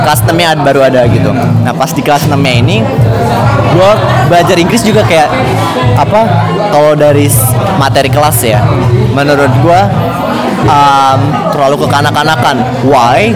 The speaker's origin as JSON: {"language": "Indonesian", "town": "Bekasi", "region": "West Java", "country": "Indonesia", "tie": "born or raised there", "said": "gue tinggal sih asli uh, dari kecil di Bekasi."}